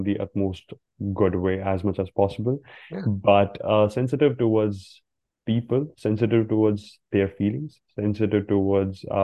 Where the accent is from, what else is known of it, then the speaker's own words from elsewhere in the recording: India; now in Canada; I am also from India, where we don't actually celebrate Christmas